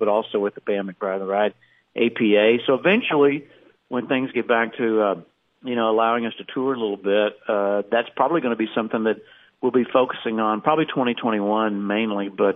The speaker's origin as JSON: {"language": "English", "region": "Texas", "country": "United States", "tie": "born or raised there", "said": "I grew up down in Texas"}